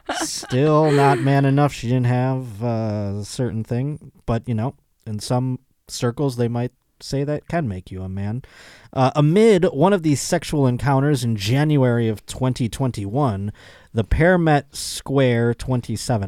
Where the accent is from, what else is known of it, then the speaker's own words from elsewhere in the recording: New York, United States; I'm not from New York. I'm from the state of New York, but I'm not from New York